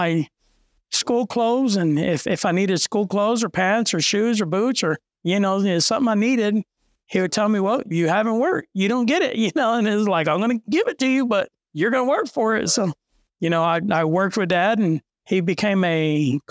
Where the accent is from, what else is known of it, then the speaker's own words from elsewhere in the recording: Tatum, New Mexico, United States; now in Hobbs, United States; I grew up in Tatum, New Mexico, which is 42 miles north of Hobbs, small little town.